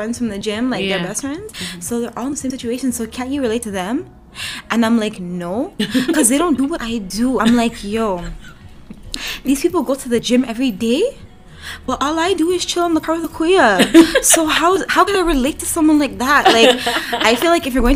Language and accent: English; Toronto, Ontario, Canada; I'm from both. Toronto is in Ontario.